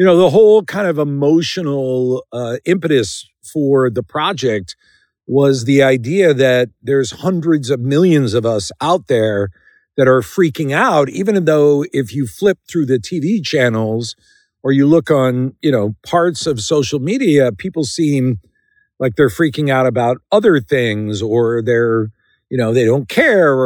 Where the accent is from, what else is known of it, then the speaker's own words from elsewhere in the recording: Philadelphia, Pennsylvania, United States; I was plucked from the Schuylkill River outside Philadelphia, where I'm from